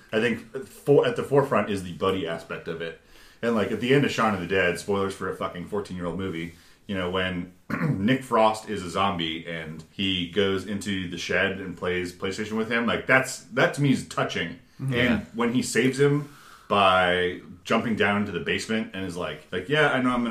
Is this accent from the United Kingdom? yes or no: no; Canada; now in United States; as Canadian immigrants